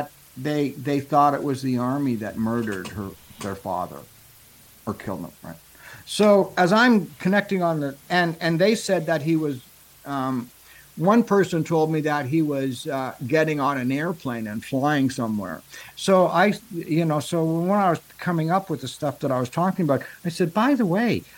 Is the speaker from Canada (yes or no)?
yes; Canada; I'm a Canadian